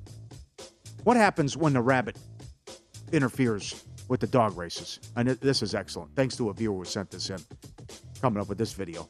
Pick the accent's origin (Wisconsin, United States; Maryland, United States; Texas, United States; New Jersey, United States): Wisconsin, United States; I'm from there reluctantly